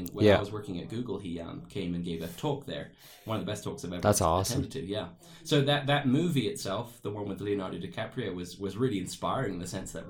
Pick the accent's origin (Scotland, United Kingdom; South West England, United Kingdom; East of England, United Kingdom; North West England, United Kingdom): South West England, United Kingdom; Plymouth; moved away as an adult; now in Rexburg, United States; I was about 16 years old in the south of England in Plymouth, which was my hometown at the time